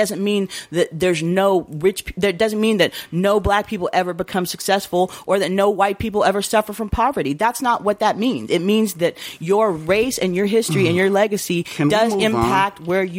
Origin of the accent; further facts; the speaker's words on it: United States; We are a mestizo people, you mm-hmm. know, in this country, and we are extremely American for the fact that by the way that most of us came here, we were forcibly torn apart from our African roots.